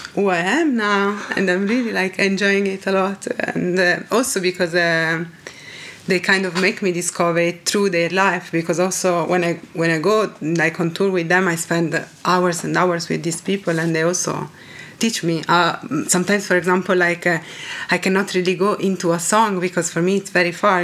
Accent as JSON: {"language": "English", "town": "Reggio Emilia", "region": "Emilia-Romagna", "country": "Italy", "second_language": "English", "said": "come from Reggio Emilia, that is a very small city close to Bologna, so kind of in the north of Italy"}